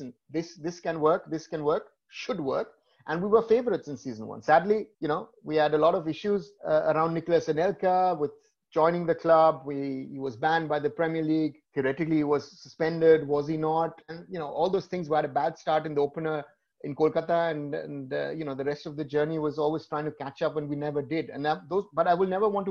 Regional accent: Germany; I'm born here. So I am on one side German and I'm on the other side, I am Indian.

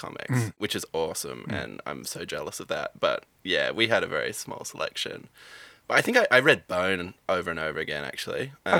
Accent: Albany, Western Australia, Australia; I'm from Albany in West Australia, so on the very, like, bottom south tip. So very isolated but beautiful part of the world.

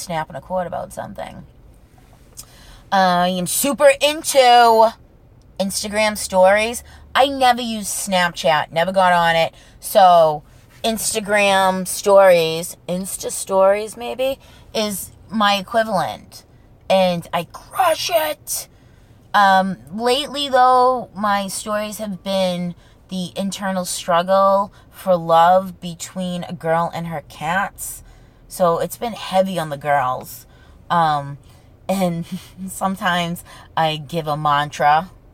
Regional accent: Revere, Massachusetts, United States; born or raised there; accent: Boston accent

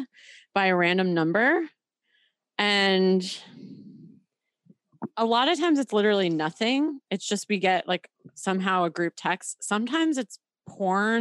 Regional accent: upstate New York, United States; now in Los Angeles, United States; I'm from Los Angeles, but this is my upstate New York number because I'm from upstate New York

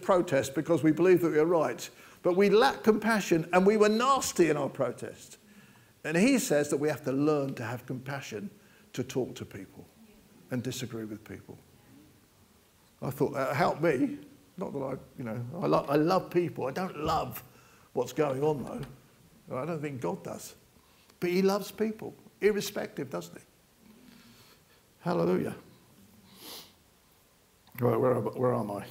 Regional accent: United Kingdom; We're British

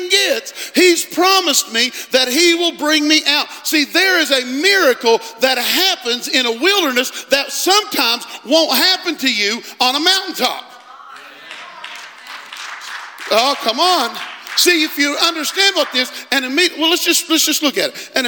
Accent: West Virginia, United States; I'm from West Virginia.

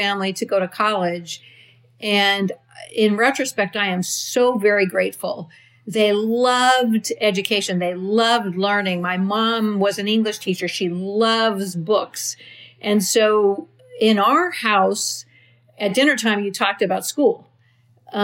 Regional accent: Reno, Nevada, United States; also born or lived in Napa, California; when I was one and had a newborn sister and a two-year-old sister, my parents moved to Reno

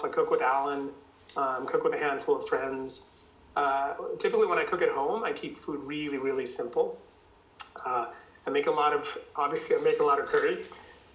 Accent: United States; also born or lived in India; I came to the U.S. when I was 10 from India

